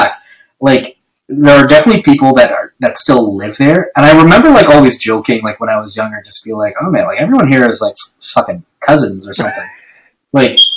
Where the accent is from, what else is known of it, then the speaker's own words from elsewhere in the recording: East Coast of New Brunswick, Canada; moved away as an adult; now in Toronto, Canada; I'm from the East Coast, the province of New Brunswick. Like a really small town.